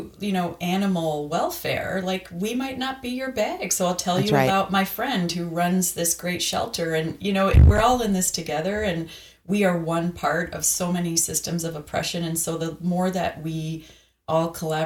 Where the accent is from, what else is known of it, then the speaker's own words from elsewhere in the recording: Canada; I am Canadian